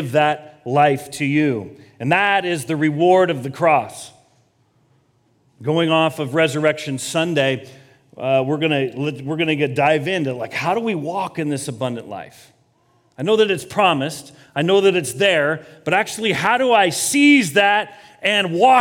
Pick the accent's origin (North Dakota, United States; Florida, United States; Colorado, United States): Colorado, United States; moved away as an adult; also born or lived in Kansas / Los Angeles, United States; I grew up in Colorado